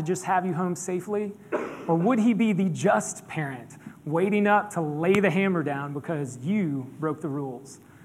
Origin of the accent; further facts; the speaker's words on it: Pawleys Island, South Carolina, United States; I grew up in Pawleys Island, Merle's Inlet, just north of us up here.